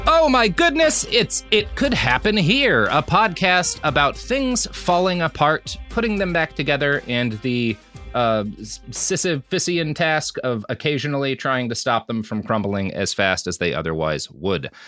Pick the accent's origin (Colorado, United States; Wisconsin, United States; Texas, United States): Texas, United States; I, I grew up in in Texas